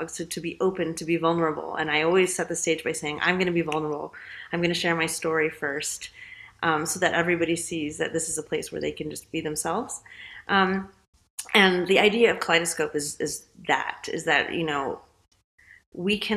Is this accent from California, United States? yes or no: yes; California, United States; Um, San Francisco Bay Area.